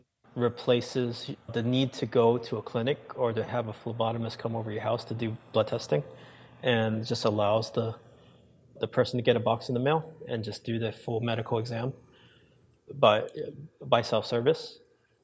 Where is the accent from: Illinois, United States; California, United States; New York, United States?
New York, United States; I grew up in New York